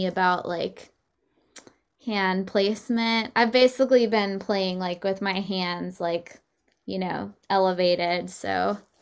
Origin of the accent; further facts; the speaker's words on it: Texas, United States; moved away; I'm from Texas